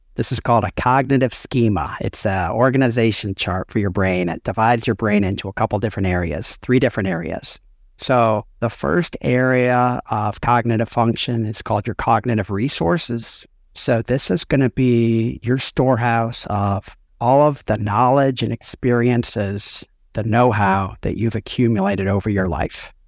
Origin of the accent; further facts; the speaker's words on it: Chicago suburbs, Illinois, United States; I grew up outside Chicago, Chicago suburbs.